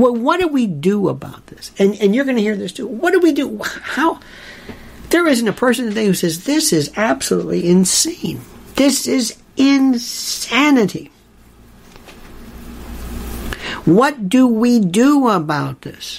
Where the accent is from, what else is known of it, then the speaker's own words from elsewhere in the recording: Florida, United States; Growing up in Florida